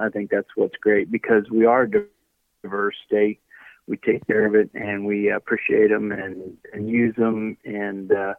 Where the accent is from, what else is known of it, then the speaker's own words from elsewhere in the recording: Missouri, United States; So I grew up around Marys County in central Missouri, hunting, fishing, farming, doing a lot of fun things